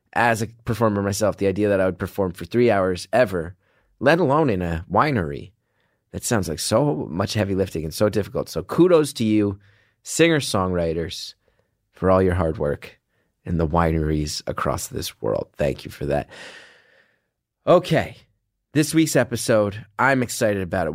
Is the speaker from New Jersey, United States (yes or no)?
yes; New Jersey, United States; I'm an idiot from New Jersey